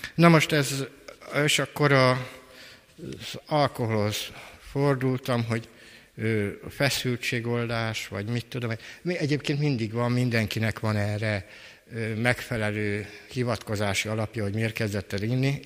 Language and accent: Hungarian; Kecskemét, Bács-Kiskun, Hungary; 1956-ban születtem Kecskeméten